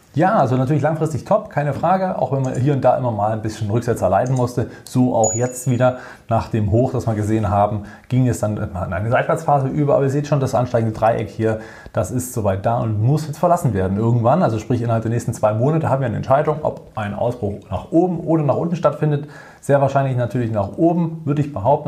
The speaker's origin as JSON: {"language": "German", "country": "Germany", "said": "bei uns in Deutschland"}